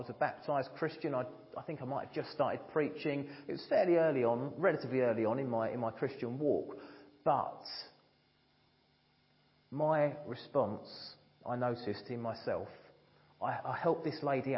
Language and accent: English; United Kingdom; being British